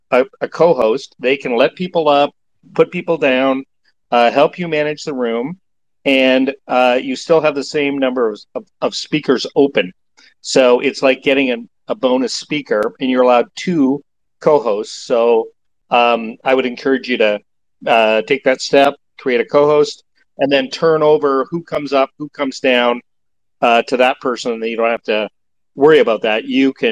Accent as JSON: {"language": "English", "country": "Canada", "said": "I'm a Canadian too"}